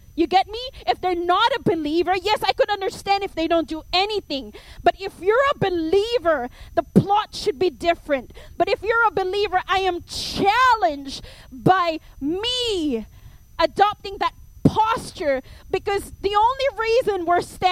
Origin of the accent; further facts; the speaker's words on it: Philippines; accent: Filipino; my Filipino accent